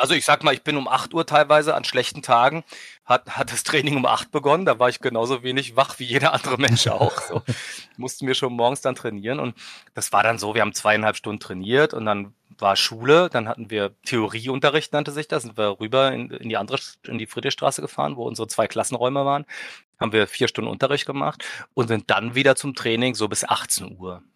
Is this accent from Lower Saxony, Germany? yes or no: no; Berlin, Germany; Ich bin aus Berlin, born and raised